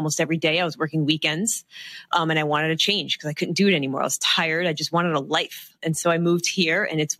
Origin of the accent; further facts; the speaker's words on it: New Jersey, New York area, Northeast, United States; moved away as an adult; I used to work in the Northeast. I'm from the New Jersey, New York area.